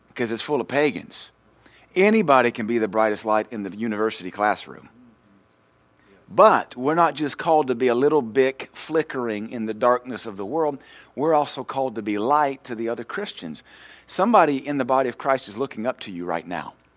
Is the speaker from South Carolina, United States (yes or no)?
no; Louisiana, United States; moved away; we're from Louisiana